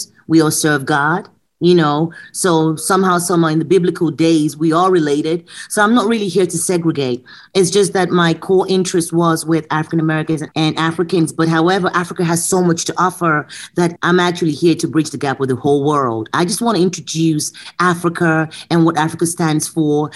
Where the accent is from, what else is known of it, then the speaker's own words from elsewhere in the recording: London, United Kingdom; moved away as an adult; also born or lived in Lagos, Nigeria; now in Chicago, United States; Being British and being raised in London